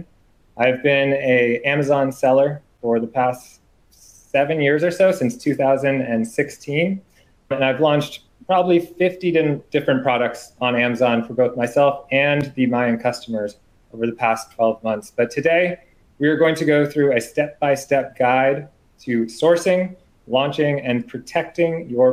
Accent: Boston, Massachusetts, United States; I am from the Boston, Massachusetts area. I recently just moved north of the city.

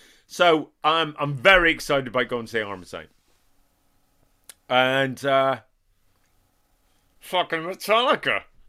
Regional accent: Northern Ireland, United Kingdom; I'm from Northern Ireland, you know, which is not Oakland.

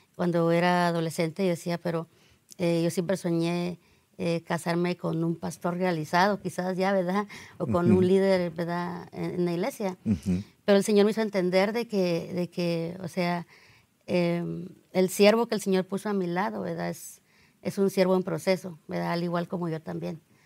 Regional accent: Guatemala; moved away; yo soy de Guatemala

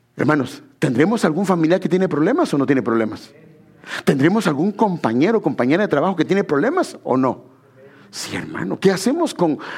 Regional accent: Guatemala Department, Guatemala; moved away; En Guatemala yo bueno, yo vivía en una zona que le llaman la zona 8, ahí, ahí nací, está en, la avenida Castellana, pero donde crecí no fue ahí, yo crecí en una colonia que se llama La Carolingia

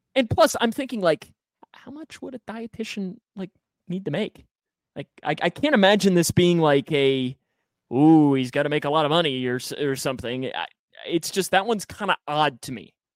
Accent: United States; I'm an American.

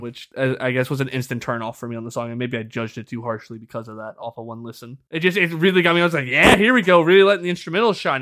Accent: United States

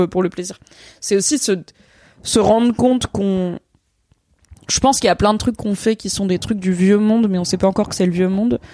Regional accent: Ardèche, Auvergne-Rhône-Alpes, France; moved away; de là où j'ai grandi

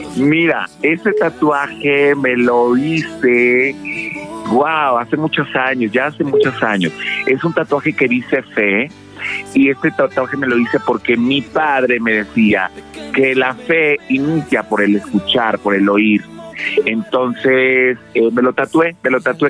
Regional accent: Veracruz, Mexico; siempre he sido como muy fan de mi tierra y no solo por haber nacido ahí

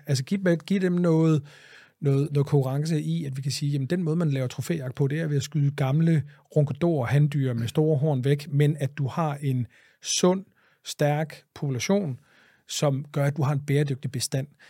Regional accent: Greenland; moved away; also born or lived in Jutland; mine barndom på Grønland

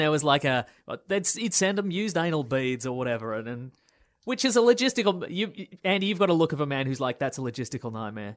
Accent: Melbourne, Victoria, Australia; northern suburbs of Melbourne

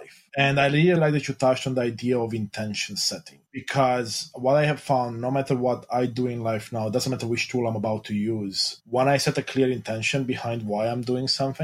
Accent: Romania; moved away; I grew up in Romania, Eastern Europe, a Christian Orthodox

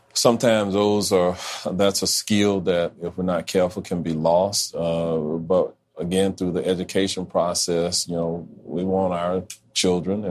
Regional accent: Orlando, Florida, United States; growing up in Orlando

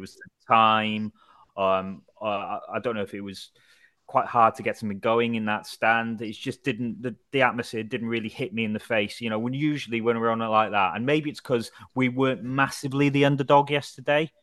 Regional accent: Wrexham, Wales, United Kingdom; I'm from Wrexham

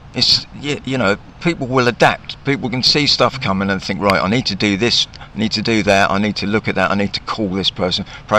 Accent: Southampton, South East England, United Kingdom; I'm from Southampton

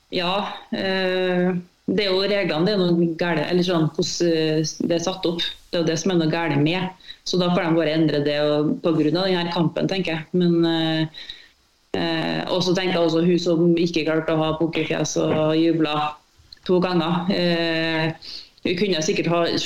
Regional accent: Malvik, Trøndelag, Norway; jeg kommer fra Malvik

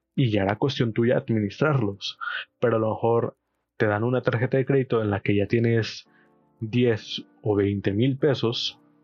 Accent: Chilpancingo, Guerrero, Mexico; soy de Chilpancingo Guerrero, México.

